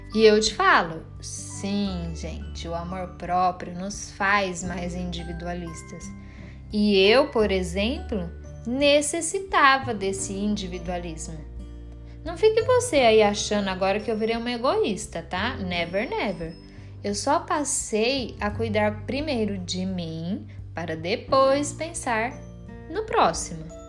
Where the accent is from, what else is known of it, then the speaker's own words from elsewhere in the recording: Brazil; accent: caipira; eu falei igual uma caipira agora, né? Eu sou caipira mesmo.